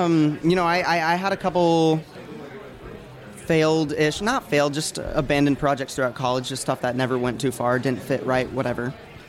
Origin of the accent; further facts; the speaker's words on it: Illinois, United States; moved away as an adult; now in Nashville, United States; Yeah, like, you know, I moved here from Illinois to Nashville for like college